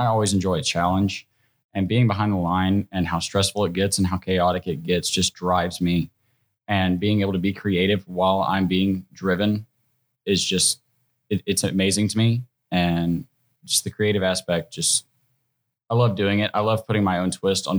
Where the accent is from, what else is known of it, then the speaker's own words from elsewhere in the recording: Northeast Alabama, United States; And I'm very Southern. I'm from Northeast Alabama. Okay. You know, I grew up with my grandparents.